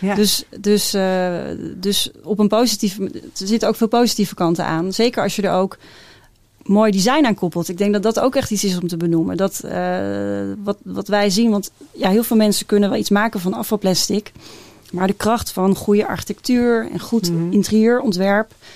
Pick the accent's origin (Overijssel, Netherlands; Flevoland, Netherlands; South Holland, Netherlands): Flevoland, Netherlands; Lelystad; ik kom zelf uit Lelystad.